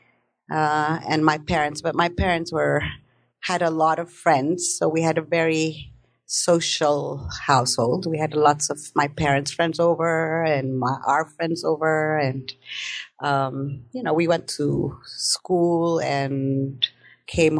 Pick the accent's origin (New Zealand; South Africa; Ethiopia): Ethiopia; Addis Ababa; moved away; also born or lived in New York City, United States / Maryland, United States / San Francisco, United States / England; I guess when we got to Ethiopia, I must have been around two. So then I lived in Addis